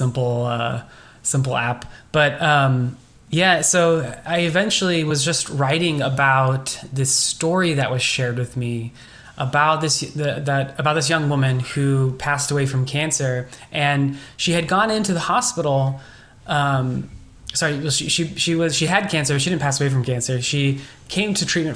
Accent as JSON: {"language": "English", "area": "Bay Area", "region": "California", "country": "United States", "tie": "born or raised there", "said": "I grew up in the Bay Area, so it's all been in this small, you know, little area here"}